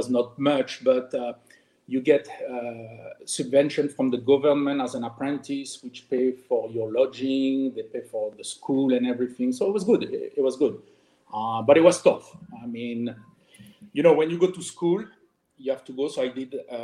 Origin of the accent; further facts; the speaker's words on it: France; English is a second language; moved away as an adult; also born or lived in Germany; now in Miami, United States; I was born and raised in France